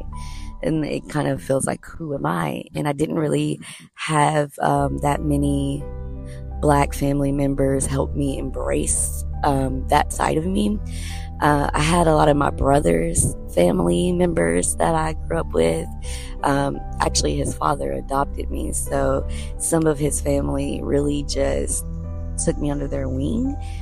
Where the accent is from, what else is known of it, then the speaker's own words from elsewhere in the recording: the South, United States; we're all from the South